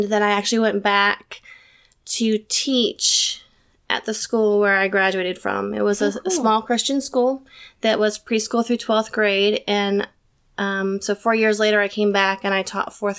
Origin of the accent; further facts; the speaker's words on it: Ohio, United States; I grew up in Ohio and with my mom and my dad, and I have two brothers